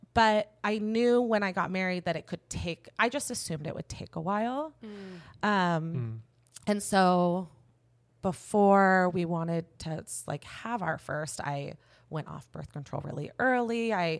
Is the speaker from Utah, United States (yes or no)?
no; California, United States; also born or lived in Seattle; I'm an Orange County girl.